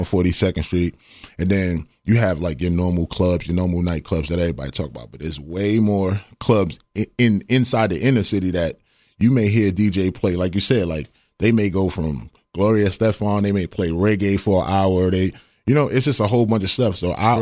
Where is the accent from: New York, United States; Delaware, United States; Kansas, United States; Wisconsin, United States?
New York, United States; moved away as an adult; now in Ohio, United States; born and raised in Harlem, Harlem, New York. Grew up in the Bronx